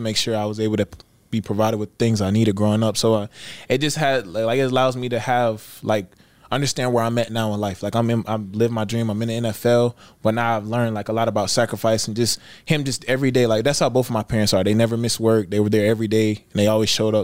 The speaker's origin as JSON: {"language": "English", "town": "Columbus", "region": "Georgia", "country": "United States", "tie": "born or raised there", "said": "I'm from Columbus, Georgia"}